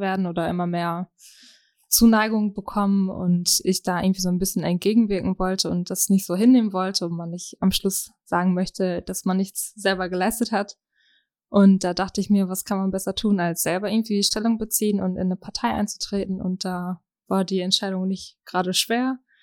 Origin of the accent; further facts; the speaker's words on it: Germany; komme gebürtig aus Schnartwast